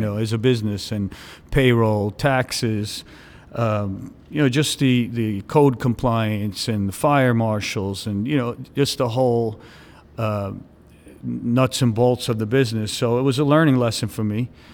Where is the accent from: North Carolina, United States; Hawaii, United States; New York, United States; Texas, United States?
New York, United States; New York City; moved away as an adult; also born or lived in Staten Island; now in Miami, United States; originally I grew up in Brooklyn. Uh, I, I was in Brooklyn for about sixteen years, and then I ended up moving to Staten Island when I was about sixteen years old.